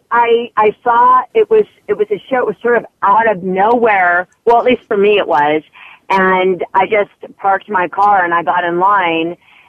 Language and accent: English; Los Angeles, California, United States; it's my hometown